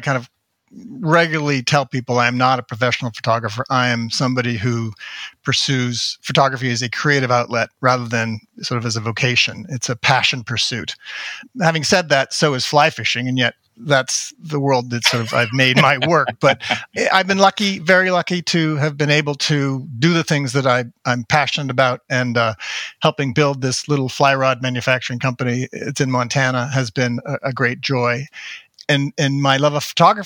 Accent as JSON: {"language": "English", "town": "Toronto", "region": "Ontario", "country": "Canada", "tie": "born or raised there", "also_born_or_lived": "Montreal", "moved": "yes", "lives_now": "United States", "said": "Born in Montreal, but grew up in Toronto."}